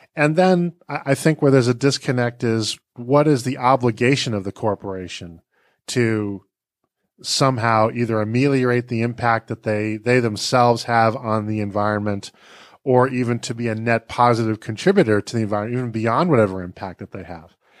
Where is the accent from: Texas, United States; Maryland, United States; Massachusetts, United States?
Massachusetts, United States; Boston; I grew up in Boston